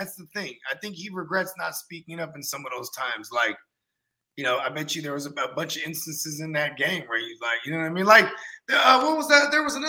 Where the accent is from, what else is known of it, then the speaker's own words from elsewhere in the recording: the Bay Area, California, United States; I'm from the Bay.